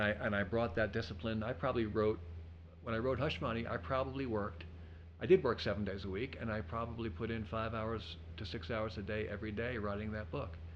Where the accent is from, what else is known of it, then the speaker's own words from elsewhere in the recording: Levittown, New York, United States; moved away; also born or lived in Pasadena; I grew up in Levittown, New York.